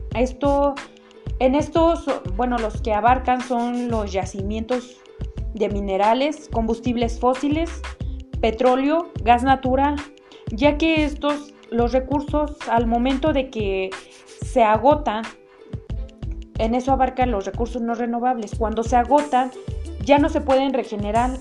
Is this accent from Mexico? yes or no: yes; Mexico; nosotros como mexicanos